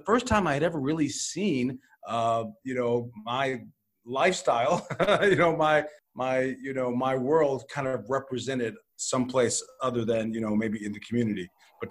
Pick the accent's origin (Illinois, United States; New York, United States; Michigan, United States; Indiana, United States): Illinois, United States; Chicago; I was born and raised in Chicago